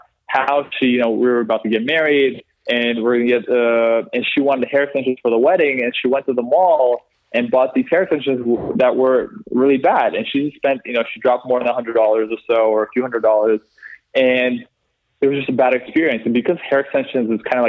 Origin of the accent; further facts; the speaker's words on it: Canada; moved away as an adult; now in London, United Kingdom; we're from Canada